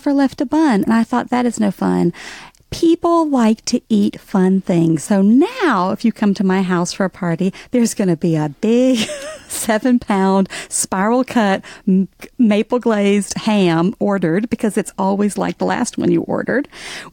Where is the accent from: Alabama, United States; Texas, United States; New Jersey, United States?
Alabama, United States; accent: Southern; moved away as an adult; now in New York, United States; growing up in Alabama, nobody was out of the closet in the 80s. And when I moved to New York